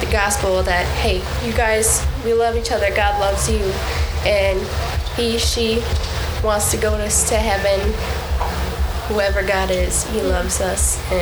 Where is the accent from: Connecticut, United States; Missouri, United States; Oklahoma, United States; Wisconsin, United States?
Wisconsin, United States; I'm from Wisconsin